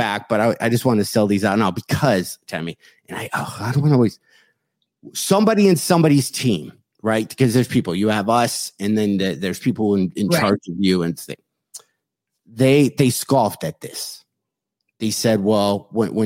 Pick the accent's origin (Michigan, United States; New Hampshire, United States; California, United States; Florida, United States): Michigan, United States; I'm from Michigan